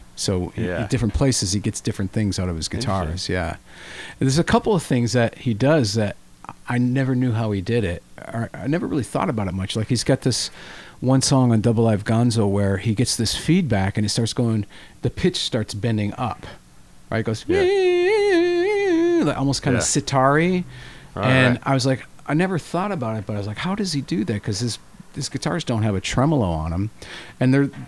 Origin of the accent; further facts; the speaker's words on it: Michigan, United States; I'm from Michigan